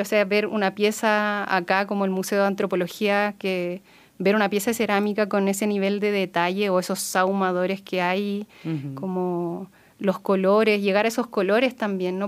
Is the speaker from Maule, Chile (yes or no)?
no; Elqui Valley, Coquimbo, Chile; now in Aconcagua Valley, Chile; nací ahí y luego toda mi infancia la tuve en el Valle del Elqui